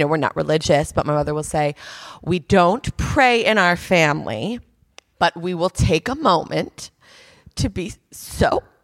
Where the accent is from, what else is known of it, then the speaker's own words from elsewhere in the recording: United States; moved away; also born or lived in New York; As an American